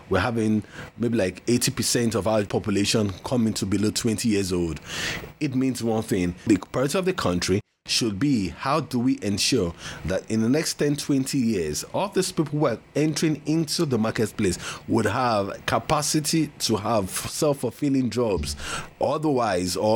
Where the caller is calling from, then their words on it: Lagos, Nigeria; and I'm speaking from Lagos, Nigeria.